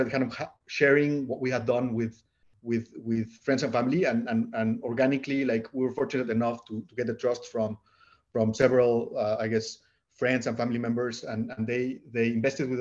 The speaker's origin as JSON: {"language": "English", "region": "Puebla", "country": "Mexico", "also_born_or_lived": "New York City, United States / Bay Area, California, United States", "moved": "as an adult", "lives_now": "California, United States", "said": "we are originally from Mexico. We are from a city called Puebla, which is like 2 hours away from Mexico City."}